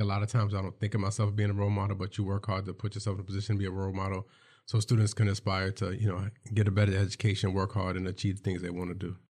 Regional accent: New York City, New York, United States; I'm from New York City

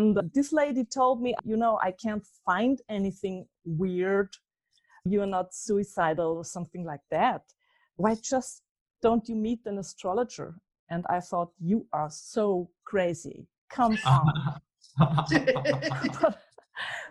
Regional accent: Austria; I'm from Austria

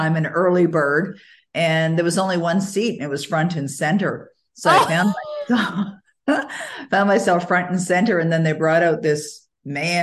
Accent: Toronto, Ontario, Canada; moved away as an adult; now in Ottawa, Canada; I was born and raised in Toronto, even though I live in Ottawa, Ontario now

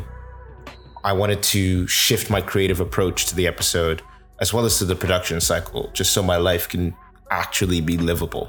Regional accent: Port Harcourt, Rivers State, Nigeria; now in Toronto, Canada; my hometown of Port Harcourt City, but now you are getting it from Toronto, my adopted home

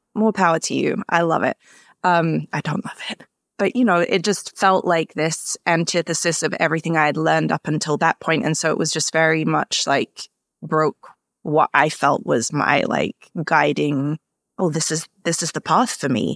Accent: London, United Kingdom; now in Minneapolis, United States; Yeah, so I grew up in Southeast London in Greenwich, mainly with my mom and my sister

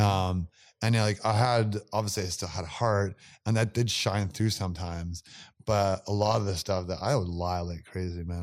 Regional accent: Campbell River, British Columbia, Canada; My hometown's Campbell River on the island.

